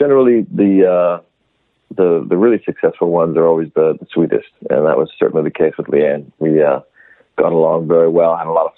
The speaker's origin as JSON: {"language": "English", "country": "Canada", "said": "I'm from Canada, so we got a bit of a different weather situation happening up there"}